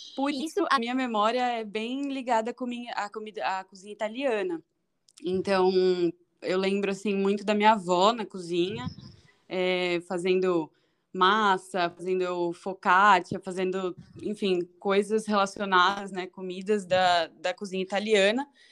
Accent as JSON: {"language": "Portuguese", "region": "São Paulo", "country": "Brazil", "tie": "born or raised there", "moved": "as an adult", "said": "Eu nasci em São Paulo, na Zona Norte"}